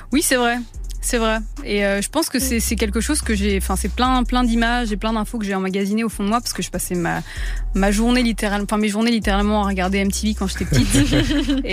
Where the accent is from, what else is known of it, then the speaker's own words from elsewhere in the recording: Tunisia; c'est évidemment un, continent que j'affectionne énormément, étant donné que je suis tunisienne.